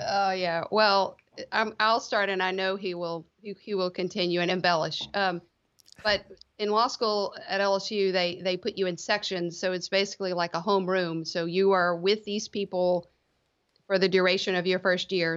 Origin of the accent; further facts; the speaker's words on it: Lafayette, Louisiana, United States; also born or lived in Baton Rouge, Louisiana / New Orleans, Louisiana; I grew up in the Lafayette area, Lafayette, Louisiana, South Louisiana